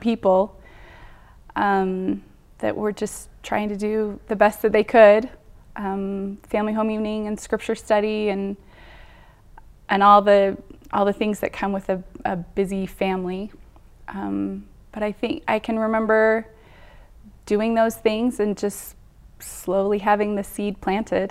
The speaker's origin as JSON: {"language": "English", "town": "Bountiful", "region": "Utah", "country": "United States", "tie": "born or raised there", "said": "I grew up in Bountiful, Utah. I, born and raised"}